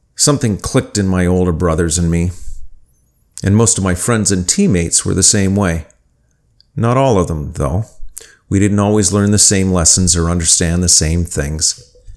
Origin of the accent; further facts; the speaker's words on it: Winnipeg, Manitoba, Canada; When I was a teenager growing up in Winnipeg, I played football and team handball